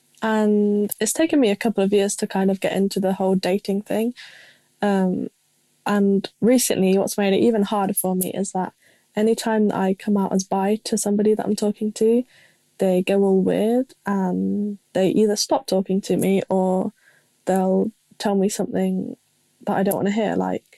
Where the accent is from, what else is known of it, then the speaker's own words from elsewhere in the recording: England, United Kingdom; I'm 18 and I'm from England, if you can tell.